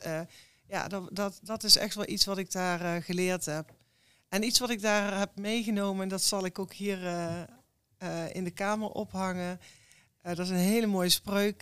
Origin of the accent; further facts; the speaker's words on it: Eindhoven, North Brabant, Netherlands; ik ben ook geboren in Eindhoven. Ja, ik kom uit een echt uh, Brabants gezin.